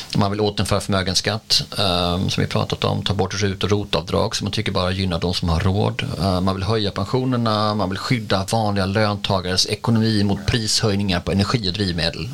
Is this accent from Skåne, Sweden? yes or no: yes; Skåne, Sweden; vi är ganska många skåningar som har liksom skånska flaggor i tid och otid och vi är ju liksom integrerade